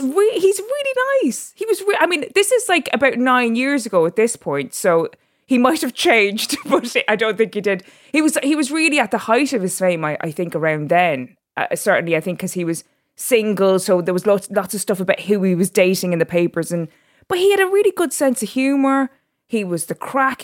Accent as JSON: {"language": "English", "town": "Drogheda", "region": "Leinster", "country": "Ireland", "tie": "born or raised there", "also_born_or_lived": "Dubai", "moved": "as an adult", "lives_now": "London, United Kingdom", "said": "I was born in Dubai, and then my parents separated and my mother and my sister and myself moved back to Drogheda. And so I was raised in Drogheda as an Irish person"}